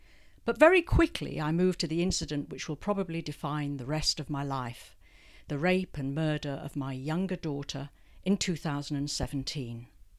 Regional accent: London, United Kingdom; moved away as an adult; now in Hong Kong; I was born in London, educated in England, and came out with my first husband in 1985.

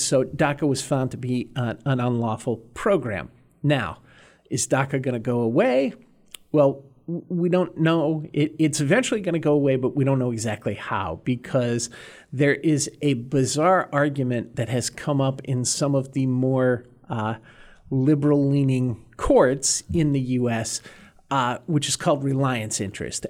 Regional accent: north of Boston, Massachusetts, United States; I grew up in Massachusetts on the ocean north of Boston

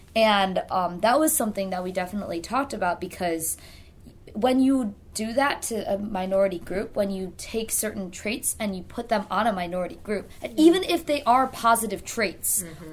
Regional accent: United States; I was born in the United States

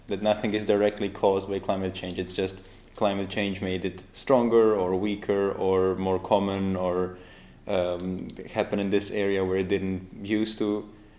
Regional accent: Croatia; Croatia, I'm from Croatia

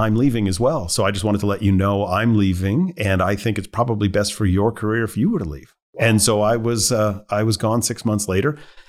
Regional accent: Montreal, Quebec, Canada; also born or lived in Ontario; But born and raised in Montreal, went to school in Ontario, came back to work in Montreal, was bartending to pay for school.

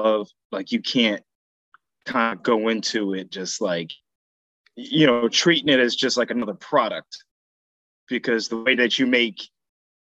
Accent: Sayreville, New Jersey, United States; moved away as an adult; also born or lived in Georgia / Philadelphia; I'm from New Jersey, Sayreville, New Jersey. High school there. That's pretty much where I did most of my growing up.

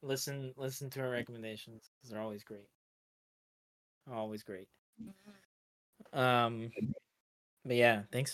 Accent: United States; I mean, we're all American.

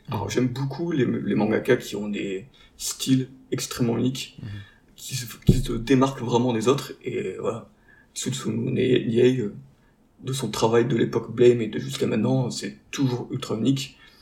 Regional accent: the Nord, Hauts-de-France, France; now in Marseille, France; on a à la base tous du Nord

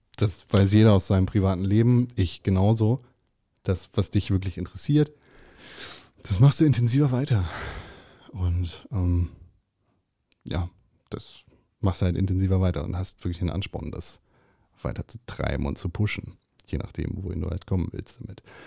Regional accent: Germany; bei uns in Deutschland

